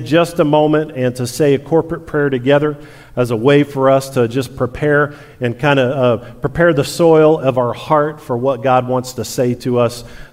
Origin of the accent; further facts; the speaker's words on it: Tampa, Florida, United States; I was born in Tampa and lived a long time in Florida